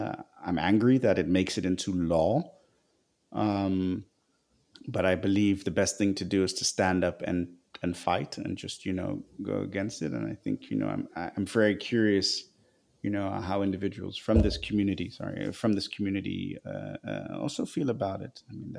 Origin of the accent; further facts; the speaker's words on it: Nigeria; I actually remember now that when I was growing up in Nigeria, I was at the American school.